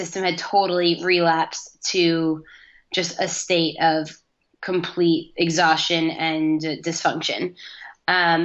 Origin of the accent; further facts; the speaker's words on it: Manhasset, New York, United States; moved away as an adult; also born or lived in Ithaca, New York; now in Los Angeles, United States; I grew up in Manhasset on Long Island